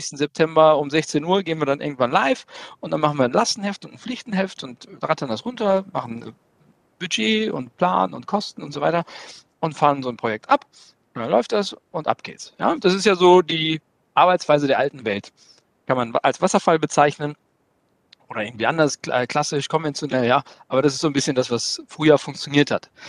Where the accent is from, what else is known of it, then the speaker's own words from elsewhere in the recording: Kassel, Hesse, Germany; Äh, ich komme aus Kassel-Brauxel, habe äh, Wirtschaftsinformatik äh, zusammen mit IBM studiert